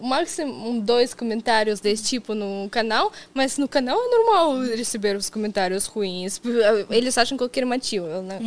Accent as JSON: {"language": "Portuguese", "town": "Kazan", "region": "Tatarstan", "country": "Russia", "second_language": "Portuguese", "moved": "as an adult", "lives_now": "Brazil", "said": "eu sou de Kazan, de cidade grande e tudo mais"}